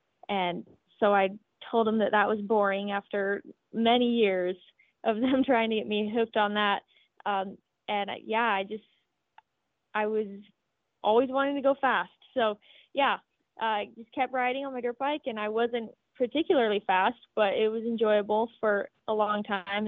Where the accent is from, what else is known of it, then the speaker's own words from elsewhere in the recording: Southern Utah, United States; I'm 19. I'm from Southern Utah